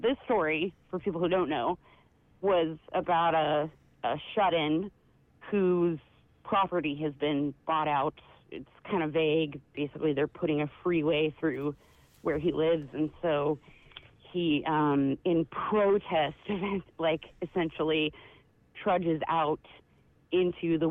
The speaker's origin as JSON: {"language": "English", "area": "on the Columbia River", "region": "southernmost part of Washington State", "country": "United States", "tie": "born or raised there", "moved": "yes", "said": "I'm in, like, the southernmost part of Washington State, right on the Columbia River"}